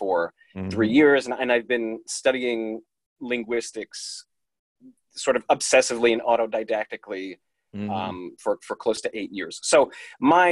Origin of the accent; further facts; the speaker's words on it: United States; I was born in the States